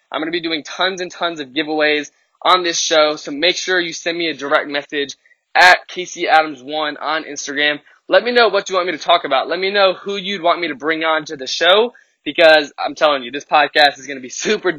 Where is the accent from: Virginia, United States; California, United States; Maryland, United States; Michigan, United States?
Virginia, United States; Richmond; born or raised there